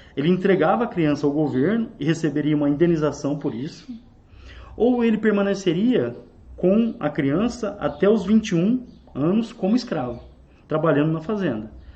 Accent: Brazil; como brasileiros

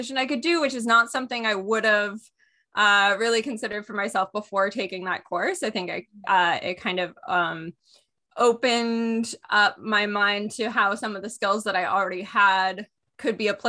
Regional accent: McDonalds Corners, Ontario, Canada; I grew up in the Lanark Highlands in McDonald's Corners

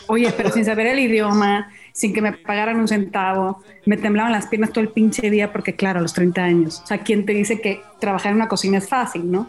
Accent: Mazatlán, Sinaloa, Mexico; moved away as an adult; now in Mexico City, Mexico; Yo no soy de aquí, soy de Mazatlán, Sinaloa

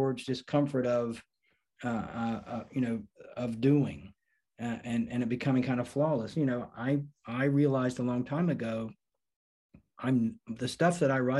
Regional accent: North Carolina, United States; back to my home state of North Carolina

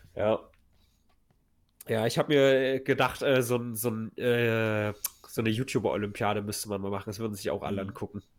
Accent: Weimar, Thuringia, Germany; unser deutsches Nationaltheater, was ja ganz groß ist in meiner Heimatstadt

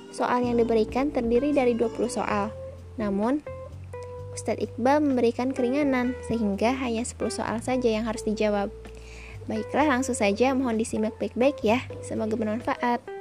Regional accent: Majalengka, West Java, Indonesia; asal dari Kota Majalengka.

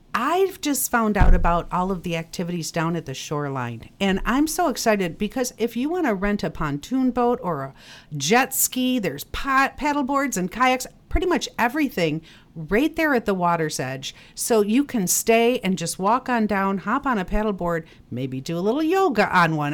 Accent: Northville, Michigan, United States; moved away as an adult; now in Traverse City, United States; I'm originally from Northville. I came up here on vacation and I am still here.

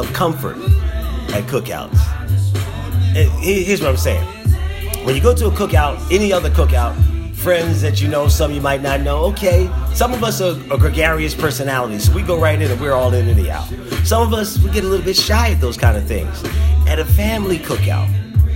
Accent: Philadelphia, Pennsylvania, United States; The neighborhood club that I grew up in Philadelphia, the neighborhood club that I grew up around, has an annual cookout

